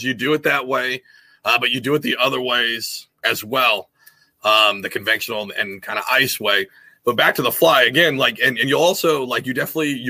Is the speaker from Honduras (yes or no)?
no; Washington, United States; moved away; originally I'm from Washington State, so I grew up trout fishing in streams and creeks